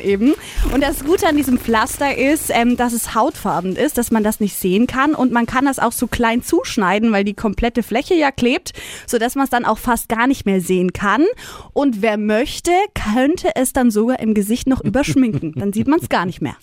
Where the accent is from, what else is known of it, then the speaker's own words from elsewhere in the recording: Neumarkt in der Oberpfalz, Bavaria, Germany; moved away; Ich komme ja ursprünglich aus Neumarkt.